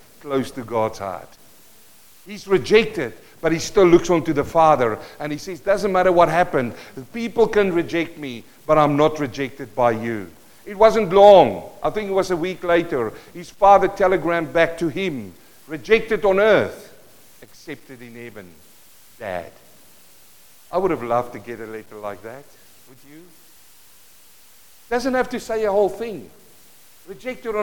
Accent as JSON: {"language": "English", "country": "South Africa", "first_language": "Afrikaans", "second_language": "English", "moved": "yes", "said": "Living in South Africa. I speak Afrikaans, Mark. Afrikaans. English is my second language."}